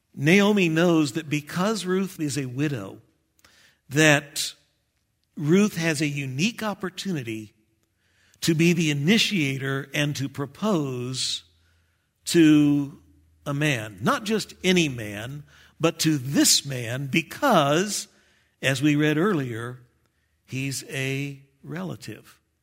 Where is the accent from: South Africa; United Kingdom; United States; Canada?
United States; Texas; moved away; I'm from Texas